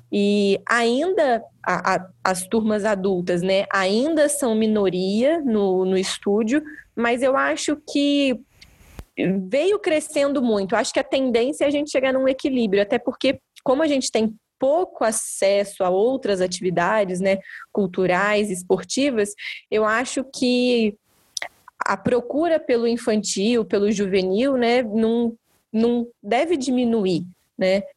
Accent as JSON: {"language": "Portuguese", "town": "Barão de Juparanã", "region": "Rio de Janeiro", "country": "Brazil", "tie": "born or raised there", "lives_now": "Vassouras, Brazil", "said": "Eu sou nascida e criada em Barão de Juparanã"}